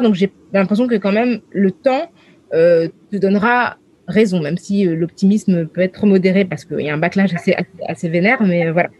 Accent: France; je suis une française des années 2000

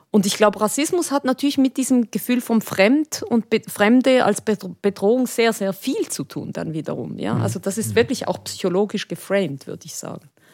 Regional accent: Switzerland; ich bin Spanierin, aber ich lebe eigentlich in der Schweiz und bin dort aufgewachsen

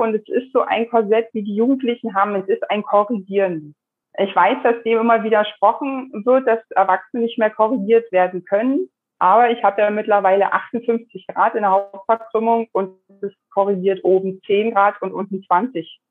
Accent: Germany; Und nun bin ich in der DDR groß geworden.

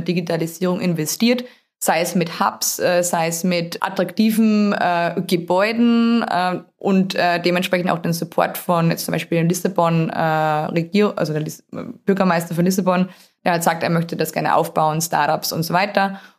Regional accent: Austria; accent: Austrian; moved away as an adult; also born or lived in Steyr, Austria; Ich habe einen relativ starken Akzent. Der kommt dadurch, dass ich in Österreich geboren wurde, habe dort auch studiert

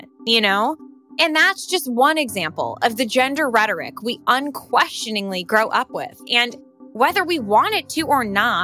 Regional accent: New York City, New York, United States; when I was growing up in New York City, I lived for sports and skate parks

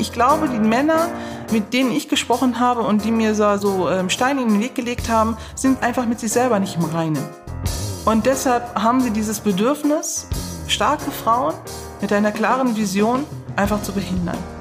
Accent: Neuss, North Rhine-Westphalia, Germany; ich bin in Neuss geboren, ich bin in Neuss aufgewachsen

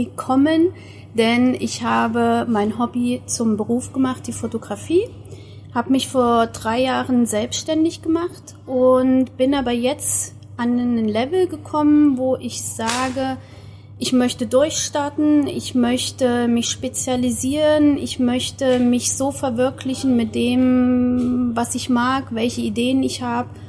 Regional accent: Thuringia, Germany; Ich komme aus der Nähe von Freiburg, mehr südlich und ähm, komme aber ursprünglich aus der Nähe von Erfurt

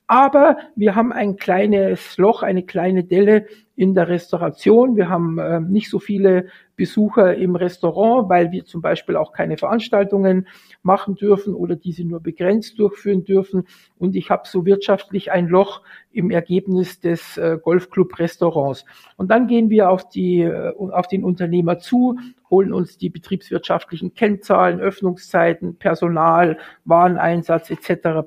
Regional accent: Munich, Bavaria, Germany; bin gebürtiger Münchner

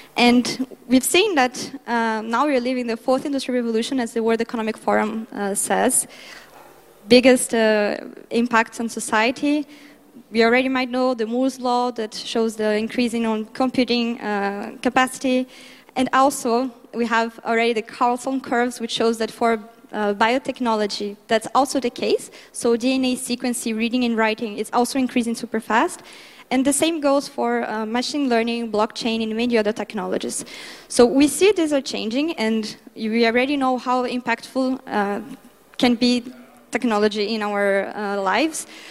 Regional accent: Brazil; my home country, Brazil

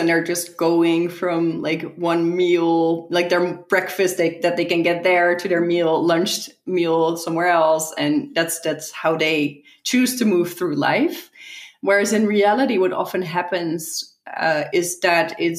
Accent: Netherlands; also born or lived in San Francisco

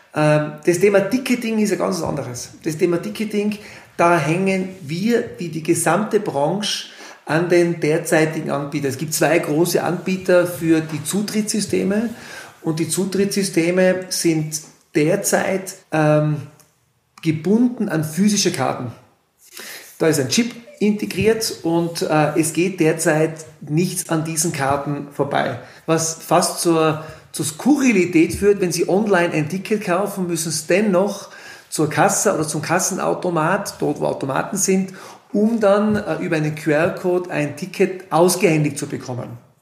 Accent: Innsbruck area, Tyrol, Austria; moved away as an adult; now in Kleinwalsertal, Austria; Man hört es am Dialekt. Ich komme aus Tirol, aus dem Großraum Innsbruck

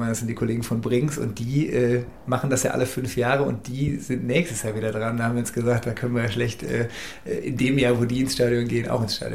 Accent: Cologne, North Rhine-Westphalia, Germany; man hat ja so als Kölner grundsätzlich eine Sympathie zum FC.

